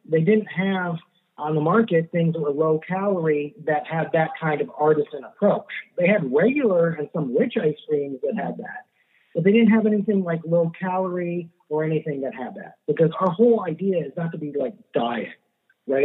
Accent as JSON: {"language": "English", "town": "Miami", "region": "Florida", "country": "United States", "tie": "born or raised there", "also_born_or_lived": "Ann Arbor, Michigan / California", "said": "I was uh, raised here in Miami. I was born in Ann Arbor, Michigan"}